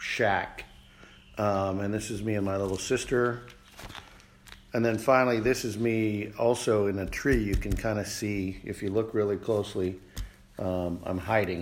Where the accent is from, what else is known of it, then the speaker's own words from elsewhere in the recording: Alaska, United States; also born or lived in Montana; When I was in the second grade, end of second grade, we moved from Montana to Alaska